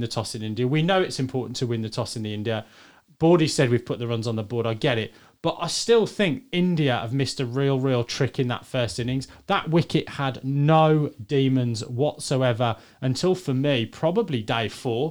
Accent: England, United Kingdom; as an Englishman

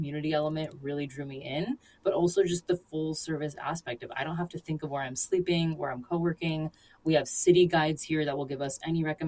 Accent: Florida, United States; my cultural background, I am from Florida

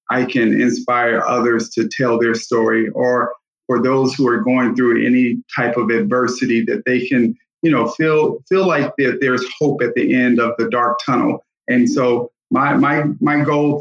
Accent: Gary, Indiana, United States; I grew up in Gary, Indiana

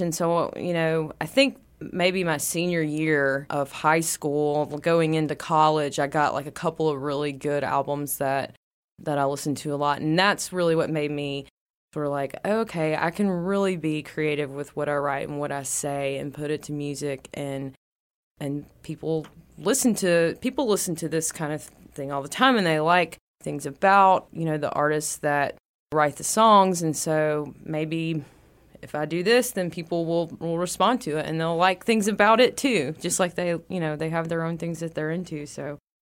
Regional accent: West Monroe, Louisiana, United States; I was born in West Monroe, Louisiana, uh, close to about the Calhoun area between Calhoun and Balkinville.

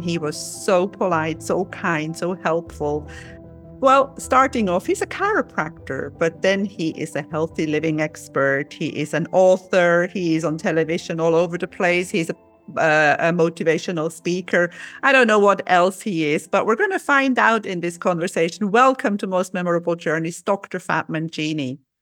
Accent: Switzerland; I'm from Switzerland.

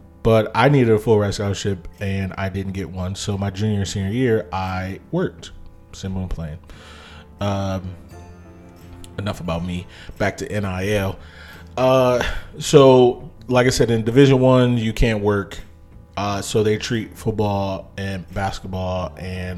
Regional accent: Ohio, United States; I'm from Ohio

